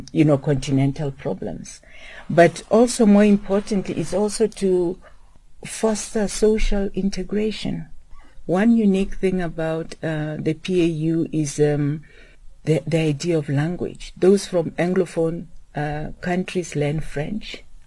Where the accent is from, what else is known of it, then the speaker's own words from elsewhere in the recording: Lesotho; I grew up in exile in Lesotho, and I was fortunate to attend a school that was started by a woman.